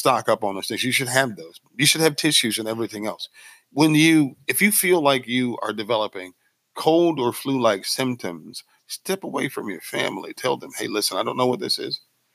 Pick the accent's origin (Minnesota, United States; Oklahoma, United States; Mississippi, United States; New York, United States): Mississippi, United States; I'm from Mississippi